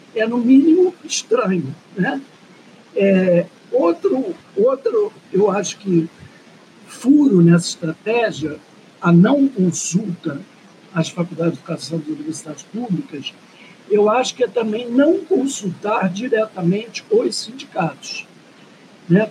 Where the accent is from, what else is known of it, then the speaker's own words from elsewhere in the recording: Rio de Janeiro, Brazil; eu sou branca, classe média, nascido e criado na Zona Sul do Rio de Janeiro.